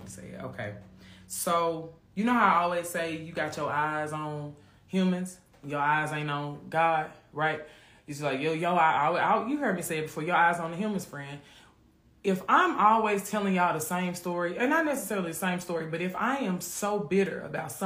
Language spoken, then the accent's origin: English; Memphis, Tennessee, United States; I grew up in Orange Mound in Memphis.